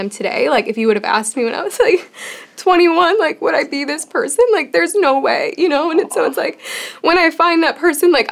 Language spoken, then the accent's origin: English; Chicago, Illinois, United States; moved away as an adult; yeah, I came from Chicago, and I feel like no one wanted to date there.